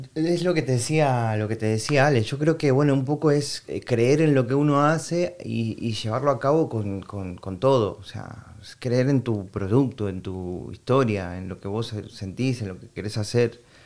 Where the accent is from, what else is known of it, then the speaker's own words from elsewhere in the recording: Argentina; moved away as an adult; now in Madrid, Spain; yo soy argentino